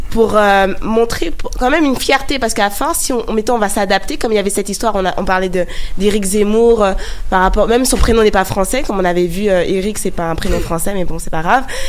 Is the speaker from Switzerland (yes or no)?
no; France; accent: French; je suis née en, France